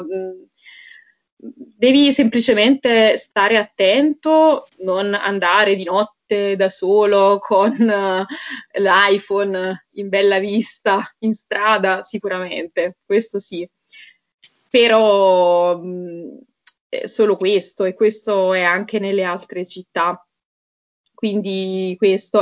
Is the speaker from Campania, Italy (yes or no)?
yes; Naples area, Campania, Italy; first language Italian; moved away as an adult; now in Bratislava, Slovakia; io sono di Napoli, sono di una città vicino Napoli in realtà